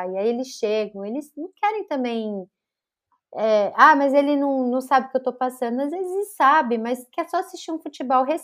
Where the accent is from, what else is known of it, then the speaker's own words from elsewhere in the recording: Northeast Region, Brazil; now in São Paulo, Brazil; a gente veio do Nordeste para São Paulo e a gente não tinha ajuda